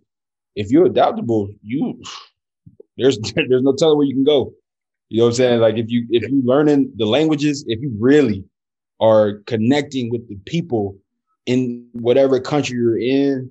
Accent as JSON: {"language": "English", "country": "United States", "also_born_or_lived": "Brazil", "moved": "as an adult", "lives_now": "Germany", "said": "I'm American"}